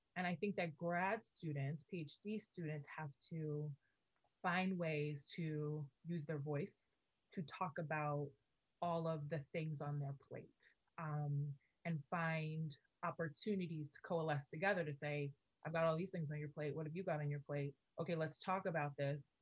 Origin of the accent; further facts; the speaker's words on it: New York City, New York, United States; moved away as an adult; also born or lived in Indiana / Massachusetts; I am from New York City, I am from the Bronx, I am an inner city kid